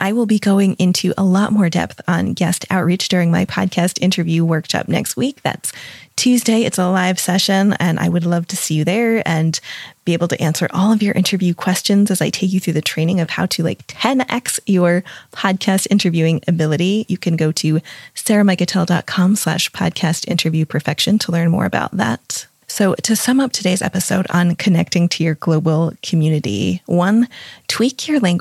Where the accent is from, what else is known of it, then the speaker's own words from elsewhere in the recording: New England, United States; I grew up in New England and we call grinders grinders